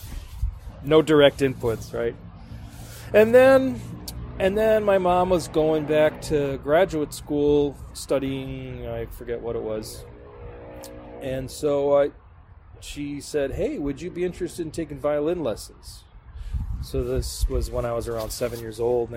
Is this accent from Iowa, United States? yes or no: no; Berlin, Wisconsin, United States; I grew up in Berlin, Wisconsin, spelled like Berlin, Germany, but pronounced Berlin. Small town, pretty much smack dab in the middle of the state.